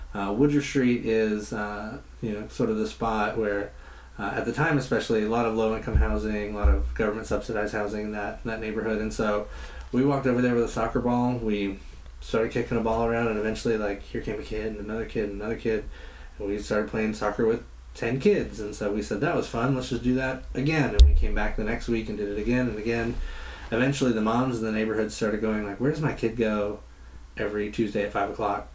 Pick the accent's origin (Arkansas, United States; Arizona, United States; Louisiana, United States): Arkansas, United States; Beebe; moved away as an adult; also born or lived in San Antonio, Texas / Little Rock, Arkansas; now in Pontiac, United States; grew up uh, in a small town called Beebe, uh, which for anybody who's around Harding is about 20 minutes from Harding University